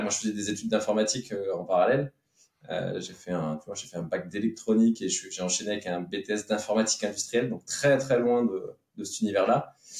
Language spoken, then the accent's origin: French; Petite-Rosselle, Grand Est, France; also born or lived in Metz / Paris; now in Saint-Julien-lès-Metz, France; je suis né, euh, euh, à Petite Rosselle, qui est dans le, vraiment dans le, dans l'est de la Moselle, juste à la frontière de l'Allemagne